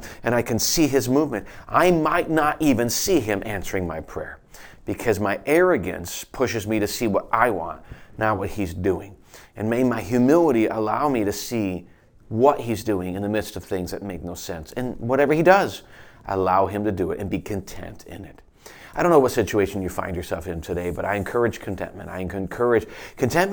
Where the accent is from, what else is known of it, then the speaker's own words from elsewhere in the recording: United States; as American Christians